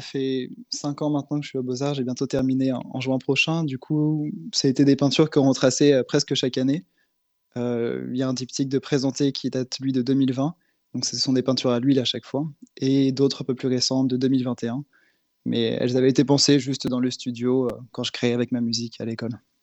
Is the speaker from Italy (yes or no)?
no; Nantes, Pays de la Loire, France; also born or lived in Berlin; en tant que Nantais